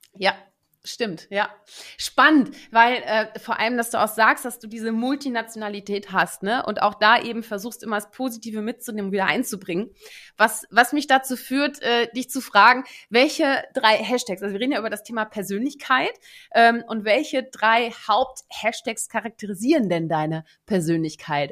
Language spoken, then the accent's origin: German; Netherlands; moved away; wie es sich für gebürtige NiederländerInnen auch gehört